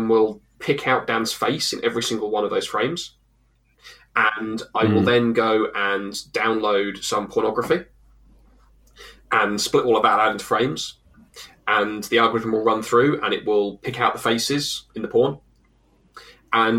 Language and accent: English; England, United Kingdom; we're also English